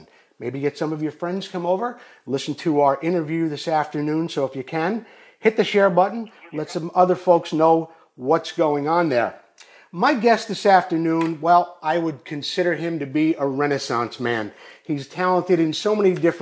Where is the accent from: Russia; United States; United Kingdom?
United States; New York; I grew up in New York State too.